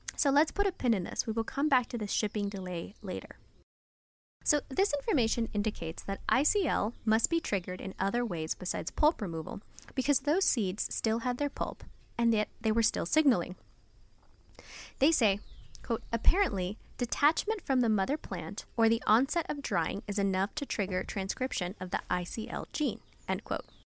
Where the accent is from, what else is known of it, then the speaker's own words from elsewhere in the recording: San Francisco, California, United States; Growing up in America, in San Francisco